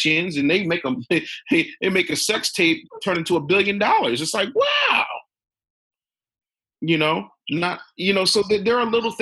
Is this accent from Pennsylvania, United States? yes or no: yes; Philadelphia, Pennsylvania, United States; I'm from Philly